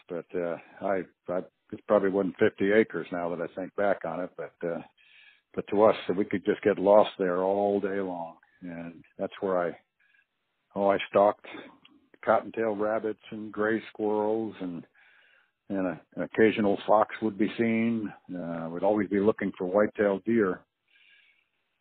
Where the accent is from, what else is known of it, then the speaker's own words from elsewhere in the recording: Ossining, New York, United States; now in Alaska, United States; I was a kid from upstate New York and a little town called Ossining along the Hudson River